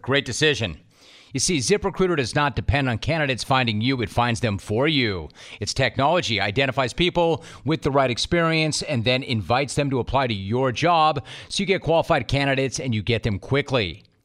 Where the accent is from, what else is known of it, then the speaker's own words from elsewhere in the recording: Los Angeles, California, United States; I grew up in the San Fernando Valley, so I know hot